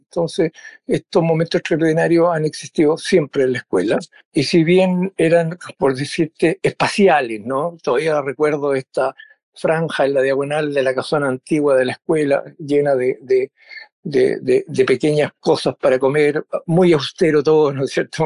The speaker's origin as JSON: {"language": "Spanish", "region": "Valparaíso", "country": "Chile", "said": "yo soy porteño, de Valparaíso"}